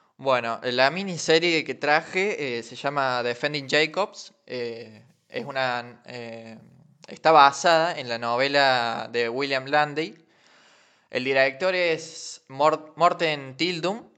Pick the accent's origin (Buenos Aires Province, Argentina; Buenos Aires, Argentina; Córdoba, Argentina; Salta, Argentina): Córdoba, Argentina; Alta Gracia; somos de Altagracia, Córdoba.